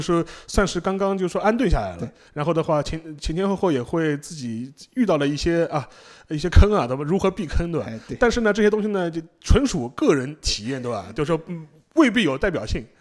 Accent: China; 我们中国人其实听着新加坡的做法

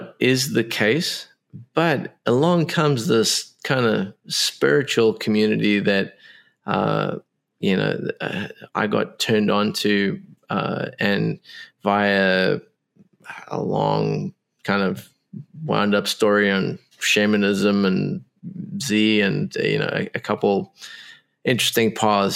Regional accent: South Africa; I was born in South Africa

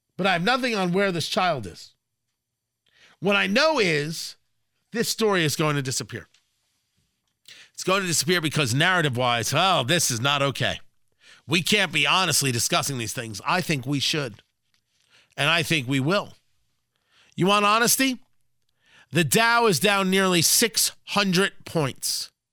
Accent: New Jersey, United States; also born or lived in Brooklyn, New York; now in Indianapolis, United States; I was born in Brooklyn. I grew up in Jersey. I live in Indianapolis

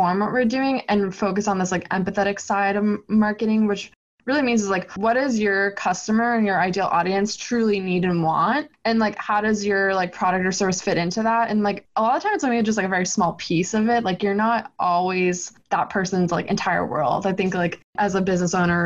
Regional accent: Boston, Massachusetts, United States; also born or lived in New Hampshire; I'm born and raised in Boston

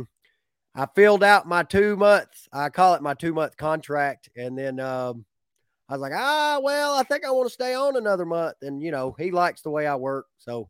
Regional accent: Lakemont, Georgia, United States; I grew up in Lakemont, Georgia, which is not far from Clayton.

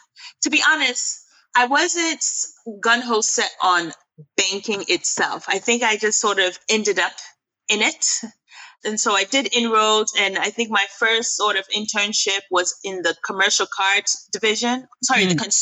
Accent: New York City, New York, United States; moved away as an adult; now in Accra, Ghana; I am originally Ghanaian. Both my parents are Ghanaian, but I was born and raised in New York. So I'm a New Yorker through and through, and currently based in Accra

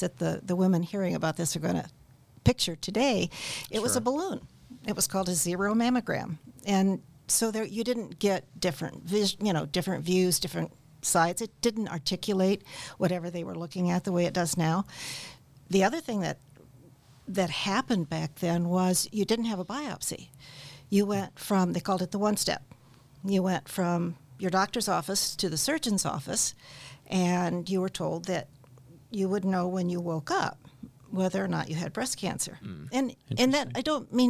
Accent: Warsaw, Indiana, United States; also born or lived in Peoria, Illinois; I am from Warsaw, Indiana. I grew up in Warsaw

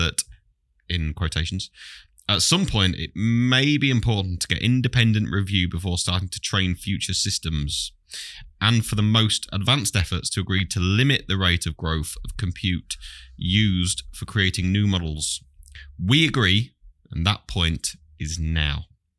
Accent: East Midlands, United Kingdom; I'm also from Lincolnshire.

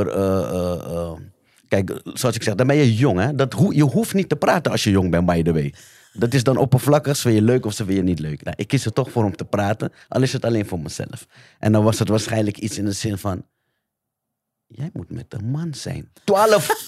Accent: The Hague, South Holland, Netherlands; Ik kom uit de Schilderswijk jaren negentig.

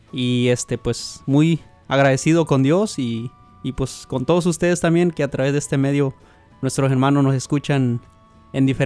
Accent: Joyabaj, Quiché, Guatemala; now in Fremont, United States; Pues también soy de Joyabá, Quiche, Guatemala.

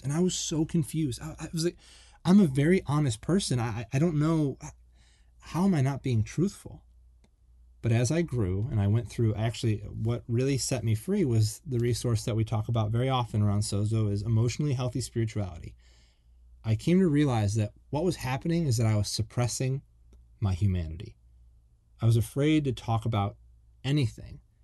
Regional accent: Buffalo, New York, United States; moved away as an adult; also born or lived in Florida; I grew up in the Northeast and, um, I'm from, like, the Buffalo, Niagara Falls area.

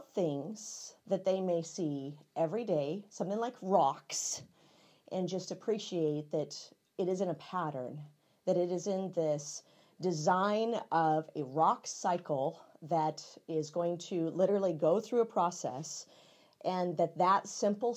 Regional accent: McCall, Idaho, United States; moved away as an adult; now in Wenatchee, United States; I'm a public school kid from McCall, Idaho

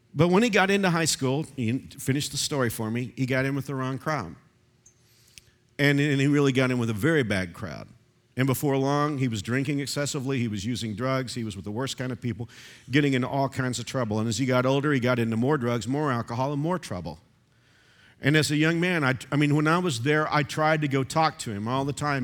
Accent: Texas, United States; moved away as an adult; now in Kansas, United States; I grew up bird hunting in Texas

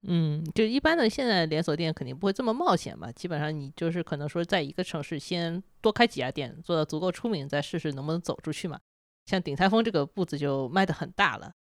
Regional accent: China; 我们中国人

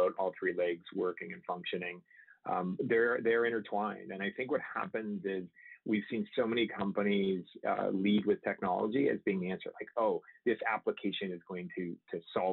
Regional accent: Canada; moved away as an adult; also born or lived in Michigan, United States; now in San Diego, United States; I grew up in Canada, actually, and then I went to engineering in the U.S. in Michigan

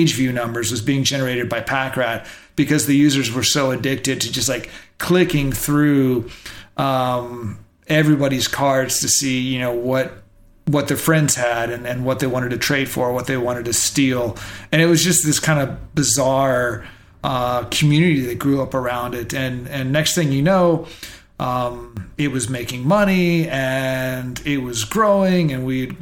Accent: Dallas, Texas, United States; I'm a kid from Dallas

